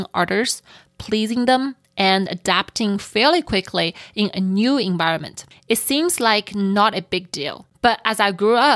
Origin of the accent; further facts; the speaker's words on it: Shanghai, China; moved away; I grew up in Shanghai